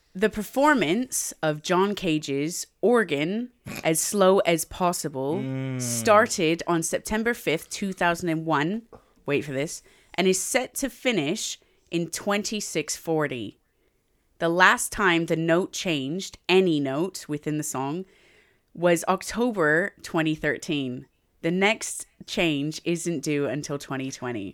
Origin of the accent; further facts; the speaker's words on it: Canada; I'm Native Canadian. I'm also Canadian. And I'm English.